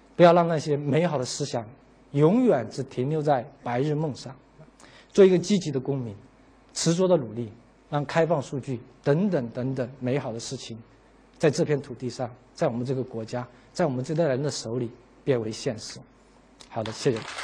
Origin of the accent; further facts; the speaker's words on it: China; 我们中国人，啊，我们是个差不多先生